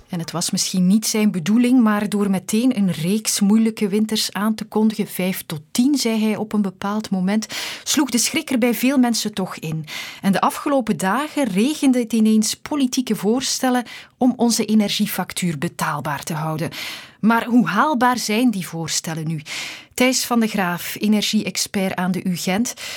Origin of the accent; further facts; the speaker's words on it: Flanders, Belgium; bij ons in Vlaanderen